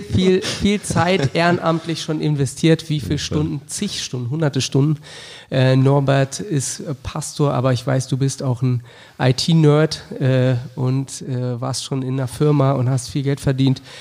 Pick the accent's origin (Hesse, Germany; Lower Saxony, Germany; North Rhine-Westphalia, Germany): Lower Saxony, Germany; Wolfsburg; Ich bin in Wolfsburg groß geworden